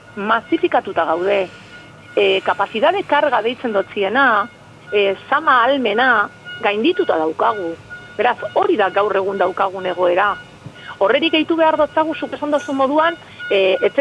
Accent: Bermeo, Basque Country, Spain; ni bermeokoan az

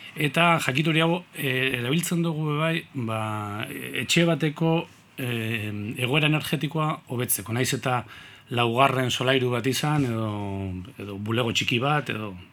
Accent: Eibar, Basque Country, Spain; eibartarra naiz

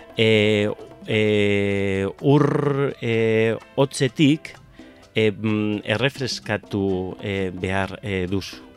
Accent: Arrigorriaga, Basque Country, Spain; Basque is a second language; Arrigorrea naiz

